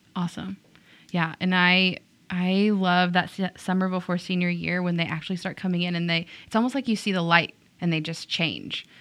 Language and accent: English; Tyler, Texas, United States; also born or lived in Whitehouse, Texas; I grew up in Tyler